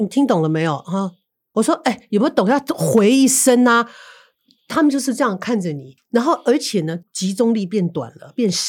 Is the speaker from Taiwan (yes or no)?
yes; Taiwan; 身为台湾人，我是非常非常